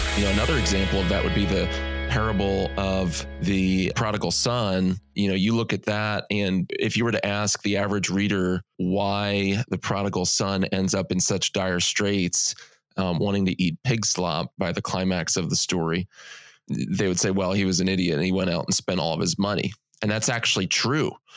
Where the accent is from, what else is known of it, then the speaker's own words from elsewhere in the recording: United States; as American evangelicals